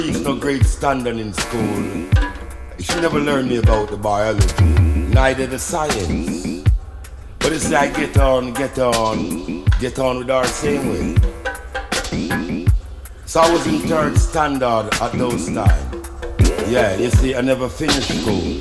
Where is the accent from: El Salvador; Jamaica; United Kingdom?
Jamaica; Kingston, Kingston Parish; also born or lived in Spanish Town, Jamaica; I was born in San Diego de la Vega, a place called Spanish Town, you see. So I happened to grow in Kingston Town